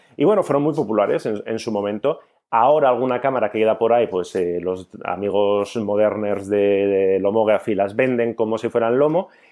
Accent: Basque Country, Spain; ya sabéis cómo somos los vascos

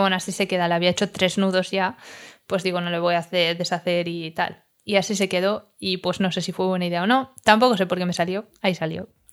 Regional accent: Madrid, Community of Madrid, Spain; now in Barcelona, Spain; yo soy de Madrid

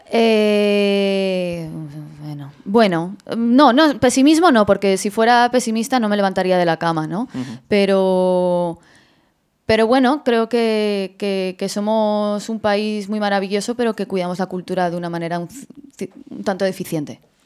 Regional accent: Madrid, Community of Madrid, Spain; yo soy de Madrid

